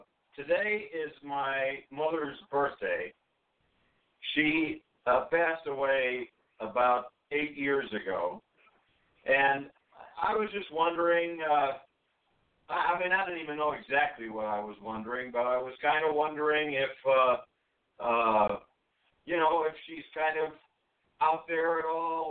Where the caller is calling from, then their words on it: Chicago, Illinois, United States; Yeah, this is … calling from Chicago, Illinois.